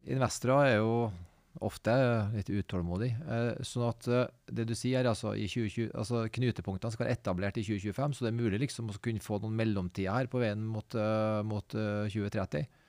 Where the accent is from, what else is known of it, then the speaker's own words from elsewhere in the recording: Trondheim, Trøndelag, Norway; Jeg kommer fra Trondheim